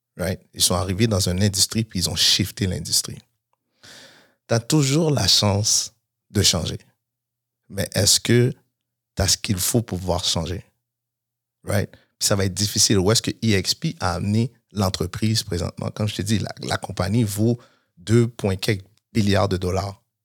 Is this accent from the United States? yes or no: no; Montreal, Quebec, Canada; j'ai grandi à Montréal-Nord